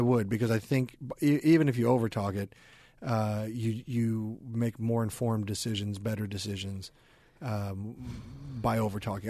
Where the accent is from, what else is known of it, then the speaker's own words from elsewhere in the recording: Overland Park, Kansas, United States; also born or lived in Louisville; I was born in Louisville, but I was raised in Overland Park, Kansas.